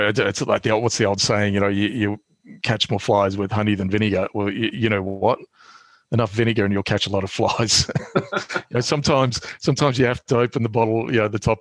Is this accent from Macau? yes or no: no; Australia; moved away as an adult; now in London, United Kingdom; being an Australian here. I mean, there are plenty of, well, less now than there used to be, but, you know, there are plenty of us up here.